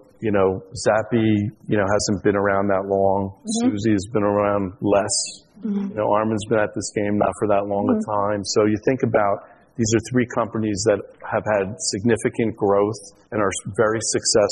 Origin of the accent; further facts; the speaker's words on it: New Jersey, United States; I'm from Jersey